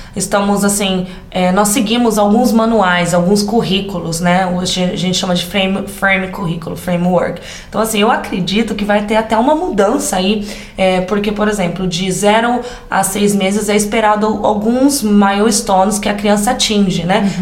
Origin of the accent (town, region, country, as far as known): interior of São Paulo, Brazil; accent: caipira